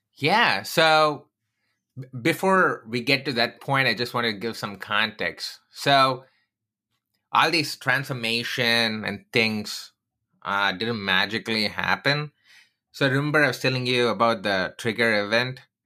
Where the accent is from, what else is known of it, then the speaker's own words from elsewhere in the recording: Chennai, Tamil Nadu, India; moved away; I grew up in Chennai